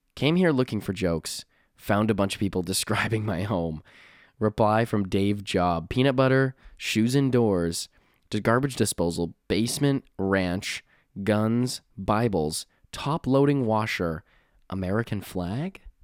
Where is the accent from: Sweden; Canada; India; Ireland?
Canada; I'm from Canada